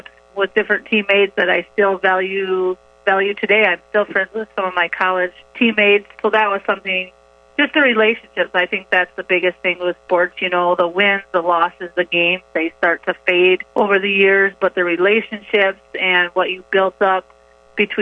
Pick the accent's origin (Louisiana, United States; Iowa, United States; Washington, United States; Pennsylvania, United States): Iowa, United States; Sioux Center; I grew up in Sioux Center, Iowa, so right in the hometown of Dort